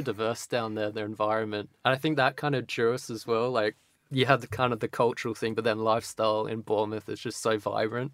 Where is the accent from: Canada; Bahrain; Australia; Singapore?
Australia; Sydney, New South Wales; moved away as an adult; now in England; originally from Manly, so Sydney in Australia